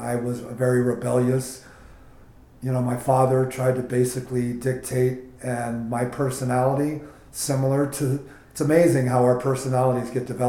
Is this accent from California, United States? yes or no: yes; San Francisco, California, United States; I grew up in the Bay Area of San Francisco in a traditional family setting